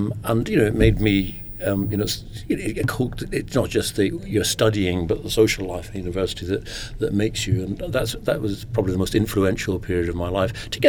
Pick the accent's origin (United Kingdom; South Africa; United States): United Kingdom; Lairg, Scotland; also born or lived in London; Well, I'm Scottish. It so happened that my father was working in London in 1953 when I was born. If it's any comfort to you, when I was 6 months old, his next job was in Lairg in Sutherland, which is several hundred miles to the north.